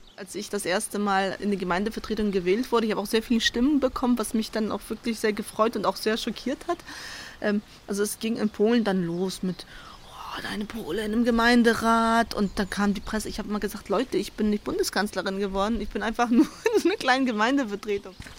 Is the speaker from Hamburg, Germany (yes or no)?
yes; Hamburg, Germany; moved away as an adult; also born or lived in Szczecin, Poland; now in Staffelde, Germany; Ich bin ja in Stettin geboren, dann nach Hamburg ausgewandert mit meinen Eltern, so die ganz typische polnische Auswandererfamilie äh, mit deutschen Wurzeln. Dann bin ich nach meinem Schulabschluss nach Stettin gezogen, alleine